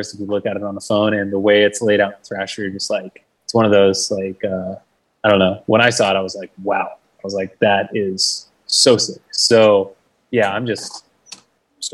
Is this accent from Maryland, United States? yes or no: no; Pittsburgh, Pennsylvania, United States; moved away as an adult; now in Long Beach, United States; I grew up in Pittsburgh and I moved out here when I was 20